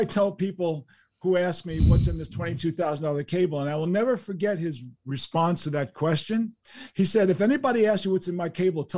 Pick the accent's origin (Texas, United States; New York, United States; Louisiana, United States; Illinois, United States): New York, United States; New York City; living in New York City, growing up in New York City